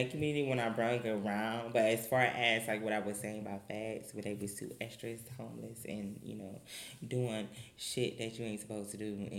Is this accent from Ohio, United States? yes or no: yes; Cleveland, Ohio, United States; moved away as an adult; I'm originally from Cleveland, Ohio